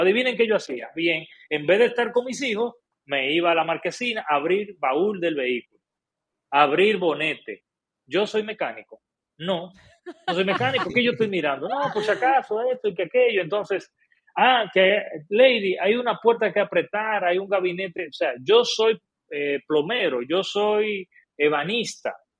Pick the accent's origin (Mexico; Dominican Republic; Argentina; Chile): Dominican Republic; como buen dominicano